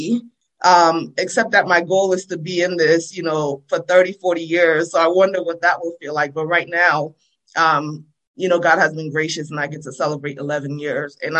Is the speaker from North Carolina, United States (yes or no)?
no; New Jersey, United States; accent: Jersey; also born or lived in Freetown, Sierra Leone; now in Baltimore, United States; I was born in Freetown. I came to the United States when I was 9 years old. I grew up in New Jersey